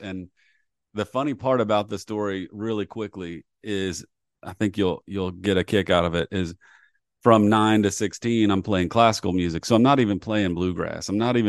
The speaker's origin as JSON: {"language": "English", "town": "Columbia", "region": "South Carolina", "country": "United States", "tie": "born or raised there", "said": "So I grew up in Columbia, South Carolina. And the University of South Carolina had a great, great strings program."}